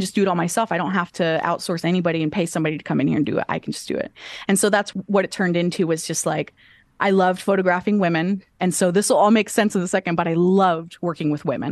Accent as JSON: {"language": "English", "town": "Enid", "region": "Oklahoma", "country": "United States", "tie": "born or raised there", "moved": "yes", "lives_now": "Oklahoma City, United States", "said": "originally I'm from a little small town called Enid, Oklahoma"}